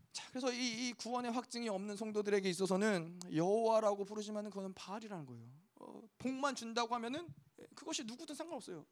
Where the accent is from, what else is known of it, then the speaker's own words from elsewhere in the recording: South Korea; 우리가 어, 한국에서 왔으니까